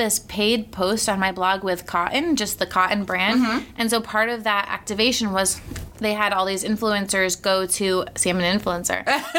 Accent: Cape Cod, Massachusetts, United States; I grew up on Cape Cod

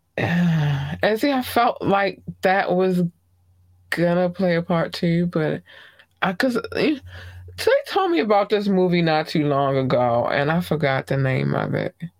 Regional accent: United States; I am from the United States

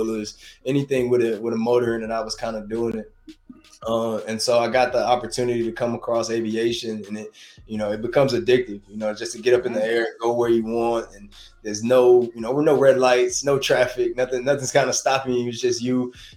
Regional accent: Carrollton, Georgia, United States; I'm a country boy, man. I'm from Carrollton, Georgia

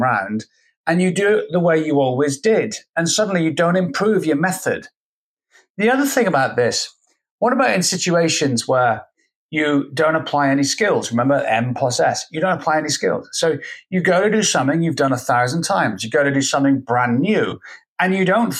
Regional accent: Scotland, United Kingdom; I'm Scottish and from the UK

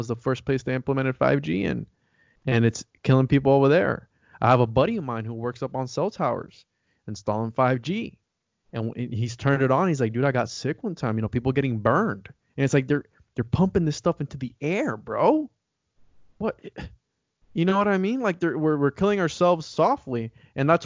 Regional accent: Puerto Rico; moved away; I'm from Puerto Rico

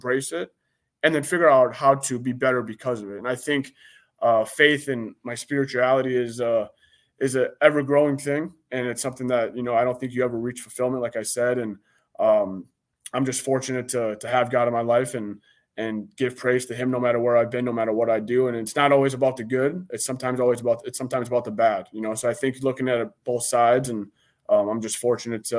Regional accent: Minneapolis, Minnesota, United States; growing up in Minneapolis and going to church

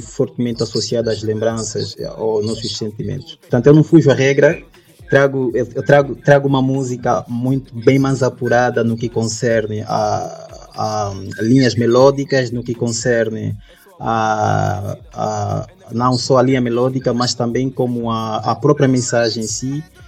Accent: Luanda, Luanda Province, Angola; also born or lived in Soyo, Zaire Province, Angola; nasci na província do Zaire, município do Soio. Portanto, cresci em Luanda

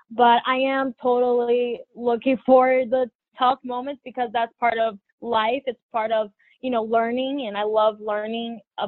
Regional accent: France; English is a second language; also born or lived in Brazil; now in United States; Well, it all started in Brazil. So I was born in Brazil and both of my parents speak Portuguese. And then I moved to France, which I learned French, and I was basically educated there my first years with school.

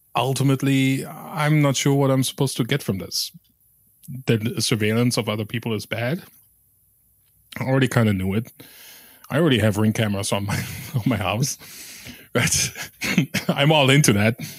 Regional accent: West Germany, Germany; I grew up in West Germany

